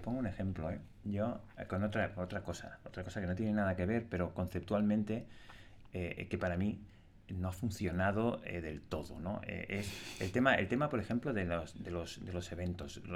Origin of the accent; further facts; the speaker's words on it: Spain; Cómo somos los españoles